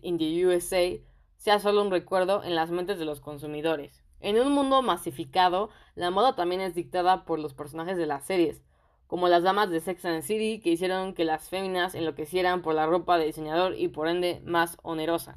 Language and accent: Spanish; Mexico; yo soy de México